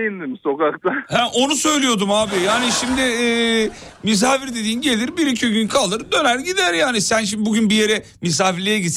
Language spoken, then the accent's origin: Turkish; Erzurum, Turkey; ben de Erzurumluyum. Doğu kültürünü iyi bilirim